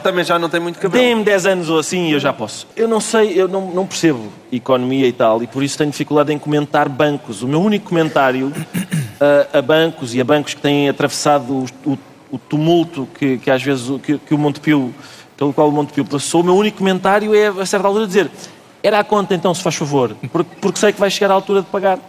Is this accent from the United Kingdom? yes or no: no; Portugal; enquanto portugueses